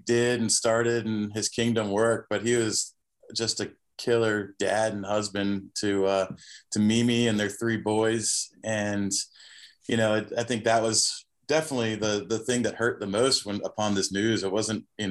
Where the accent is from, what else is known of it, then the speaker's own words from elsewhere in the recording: Virginia Beach, Virginia, United States; moved away as an adult; also born or lived in Florida / Costa Rica; I live in Virginia Beach, Virginia now. That's where I'm from